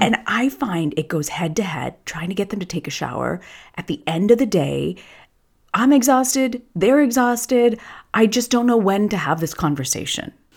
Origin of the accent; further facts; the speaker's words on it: Tampa, Florida, United States; a girl who grew up in Tampa